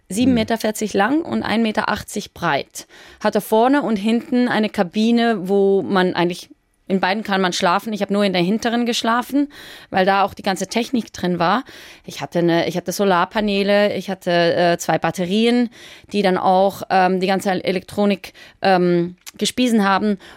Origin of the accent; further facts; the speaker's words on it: Switzerland; ich bin aus der Schweiz und ich, es hat ja noch nie eine Schweizer Frau gemacht.